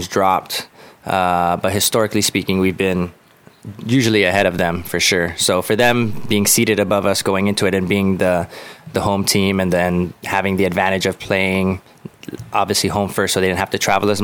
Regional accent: Guam; I love being from Guam and representing Guam

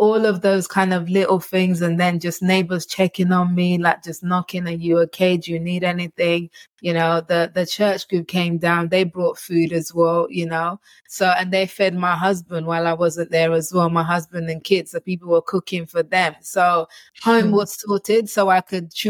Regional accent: Nigeria; I'm Nigerian

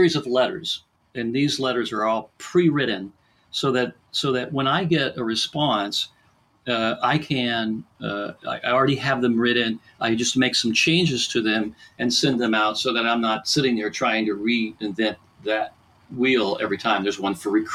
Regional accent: Pittsburgh, Pennsylvania, United States; I'm from Pittsburgh, Western Pennsylvania

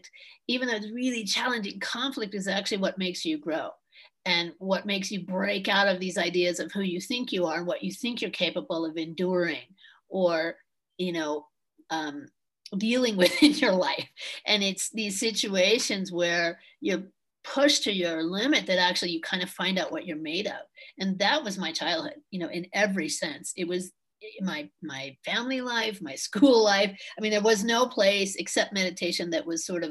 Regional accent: Berkeley, California, United States; also born or lived in New York; I had a pretty tumultuous childhood growing up in Berkeley

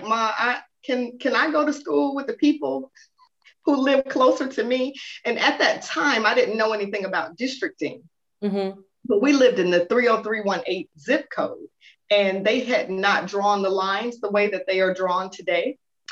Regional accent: Atlanta, Georgia, United States; born and raised right here, Metro Atlanta

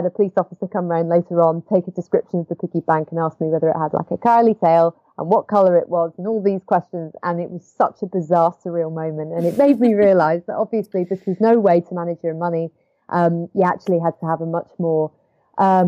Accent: Edinburgh, Scotland, United Kingdom; I was living in my parents' house at the time, which is where I grew up in Edinburgh

